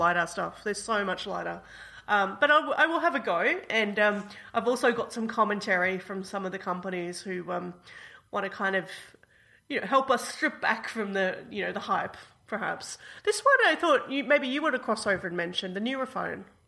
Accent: Australia; as an Australian

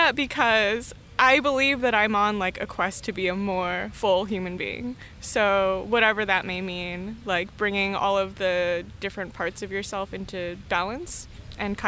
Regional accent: Los Angeles, California, United States; also born or lived in Australia; I'm like an LA native, so I grew up in the San Fernando Valley

